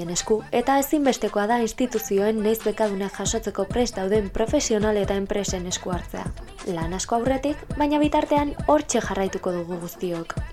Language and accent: Basque; Zarautz, Basque Country, Spain; zarauztarra naiz, eta hogeita bi urte dazkat.